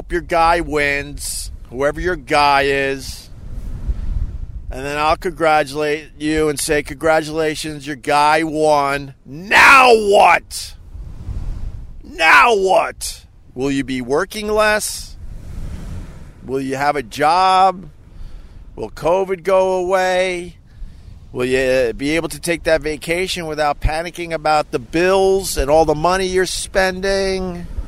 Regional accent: New York, United States; No, I'm just from Long Island

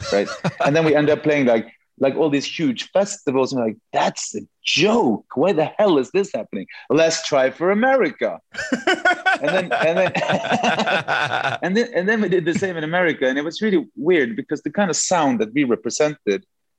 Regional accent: Norway

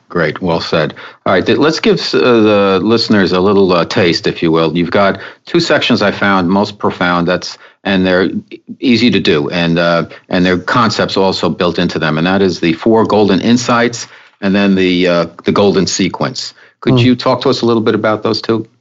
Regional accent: New York, United States; I'm a New Yorker also

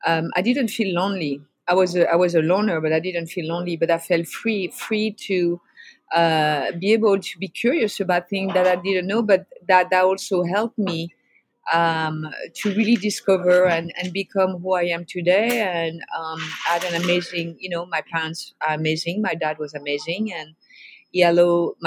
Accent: outside of Paris, Île-de-France, France; now in San Francisco, United States; I grew up in France. I grew up outside of Paris, France

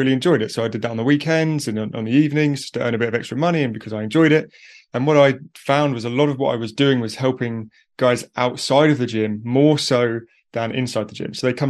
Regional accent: United Kingdom; accent: British; So I'm from the UK.

